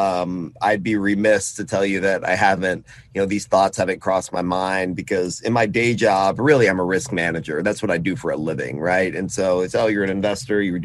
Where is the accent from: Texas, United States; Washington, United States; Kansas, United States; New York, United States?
Texas, United States; Austin; I was born in Austin and born in Texas